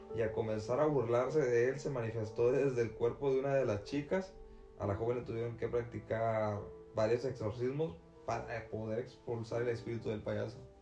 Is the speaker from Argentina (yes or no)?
no; Tamaulipas, Mexico; allá de donde yo soy, de Tamaulipas